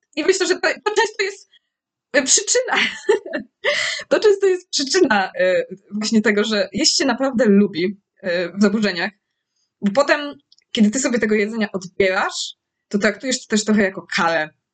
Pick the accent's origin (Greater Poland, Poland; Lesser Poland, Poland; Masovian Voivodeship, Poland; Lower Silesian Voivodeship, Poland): Lesser Poland, Poland; jestem z, z Małopolski, więc mamy dużo, dużo górek